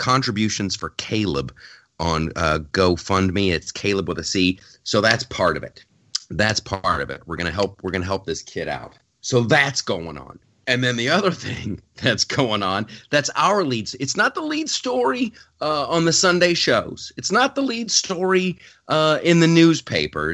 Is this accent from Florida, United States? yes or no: no; Ohio, United States; the state of Ohio, my home state